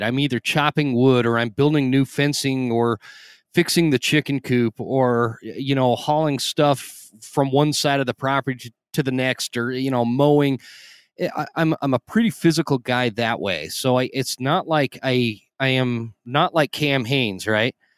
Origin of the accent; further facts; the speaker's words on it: Idaho, Utah, United States; I grew up in Utah in Idaho